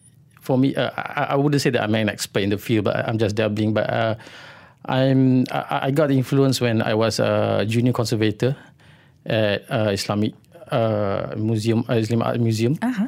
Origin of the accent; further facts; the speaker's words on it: Kuala Terengganu, Terengganu, Malaysia; English is a second language; I was born and grew up in Kuala Terengganu at two different times. But I wouldn't say that I'm actually from Kuala Terengganu, because my father was an educator.